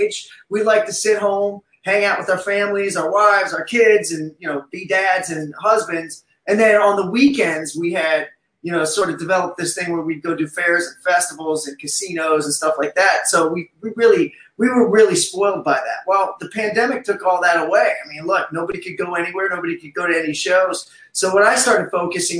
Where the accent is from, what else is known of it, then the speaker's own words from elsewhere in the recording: Southeast Ohio, United States; also born or lived in New York; now in Las Vegas, United States; growing up in Southeast Ohio